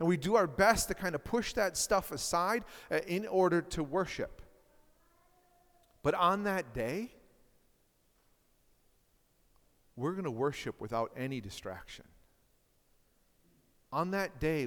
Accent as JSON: {"language": "English", "town": "Marshfield", "region": "Wisconsin", "country": "United States", "tie": "born or raised there", "said": "I grew up in Marshfield, Wisconsin, which is about 18,000 to 20,000 people."}